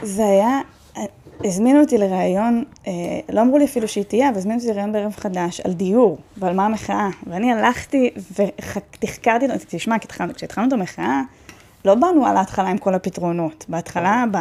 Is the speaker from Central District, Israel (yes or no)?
yes; Netanya, Central District, Israel; אני גדלתי בנתניה